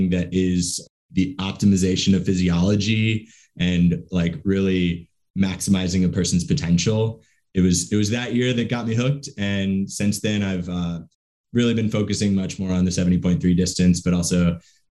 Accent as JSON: {"language": "English", "region": "South Carolina", "country": "United States", "tie": "born or raised there", "moved": "as an adult", "lives_now": "Oakland, United States", "said": "I live in Oakland, in the East Bay, but I'm originally from South Carolina. Grew up in South Carolina, went to college in South Carolina"}